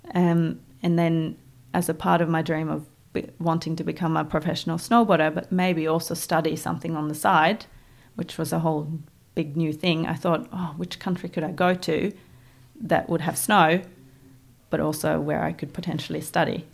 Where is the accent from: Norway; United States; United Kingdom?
Norway; Voss, Vestland; English is a second language; moved away as an adult; now in New Zealand; my hometown of Vos